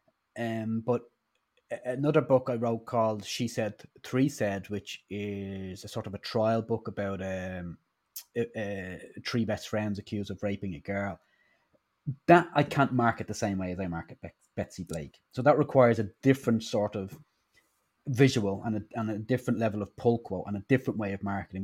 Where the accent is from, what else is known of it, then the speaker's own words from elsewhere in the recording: Ireland; now in United Kingdom; I'm Irish, but I'm based in the UK.